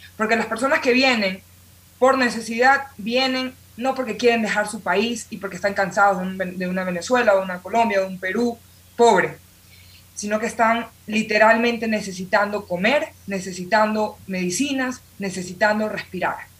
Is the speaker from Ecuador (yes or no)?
yes; Ecuador; moved away; nosotros los ecuatorianos